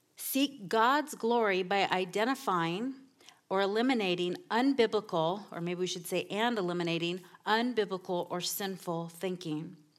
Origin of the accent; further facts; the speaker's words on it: Southern California, United States; moved away; I come from Southern California, where everything is about image